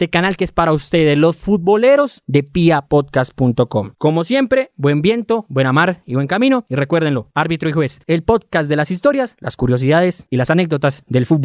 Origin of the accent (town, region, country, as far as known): Colombia